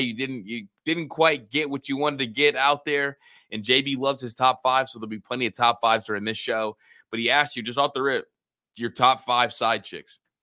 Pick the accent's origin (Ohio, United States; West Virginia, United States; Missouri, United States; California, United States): Ohio, United States; I'm from Ohio.